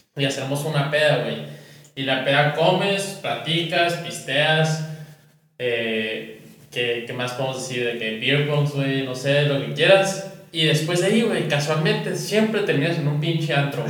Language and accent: Spanish; northern Mexico, Mexico; somos tres norteños